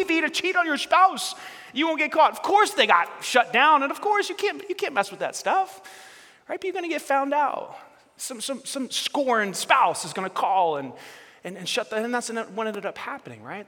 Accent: New York City, New York, United States; we grew up in New York, and Staten Island's part of New York City

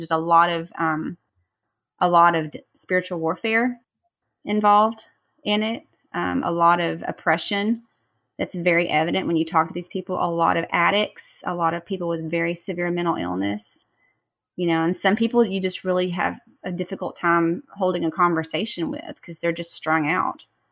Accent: Texas, United States; moved away; my parents still live in my hometown in Texas

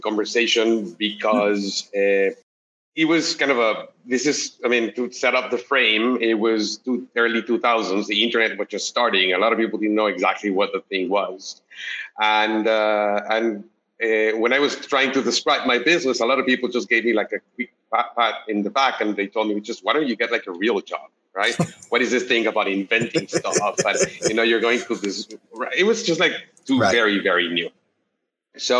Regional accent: Mexico City, Mexico; moved away as an adult; now in Bay Area, United States; I'm originally from Mexico City. I moved to the Bay Area, I think about 10 years ago

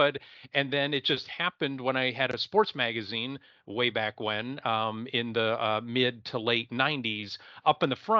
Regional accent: Erie, Pennsylvania, United States; I'm originally from Erie, Pennsylvania. That's Northwest PA, right on Lake Erie

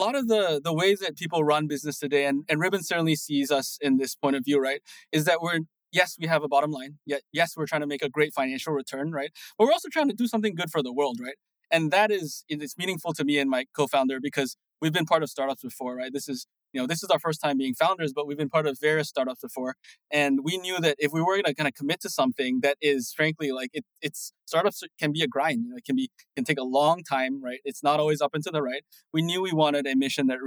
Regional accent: Singapore; moved away; also born or lived in New Jersey; So I grew up, I was born and raised in Singapore

